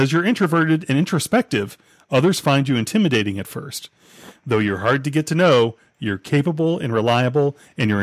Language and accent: English; Florida, United States; I'm from Florida